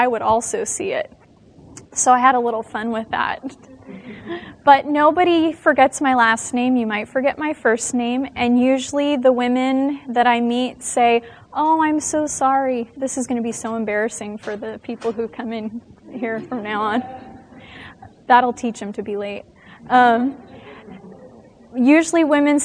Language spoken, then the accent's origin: English; Las Vegas, Nevada, United States; now in California, United States; I am from the state of California. Not originally. I was born in Las Vegas, Nevada